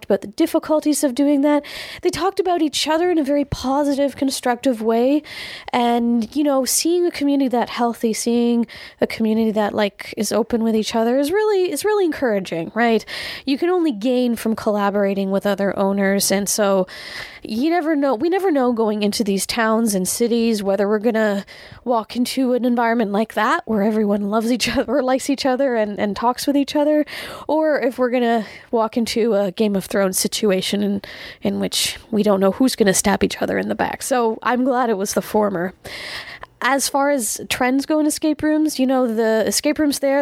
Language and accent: English; Canada; being Canadian